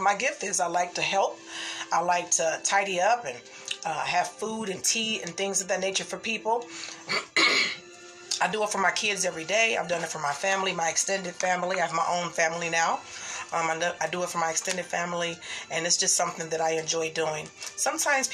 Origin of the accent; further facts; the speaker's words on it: Midwest, United States; I am from the Midwest area